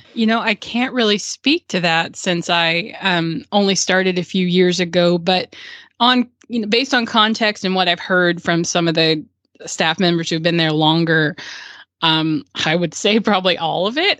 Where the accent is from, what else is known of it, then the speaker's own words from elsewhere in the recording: Murfreesboro, Tennessee, United States; my hometown of Murfreesboro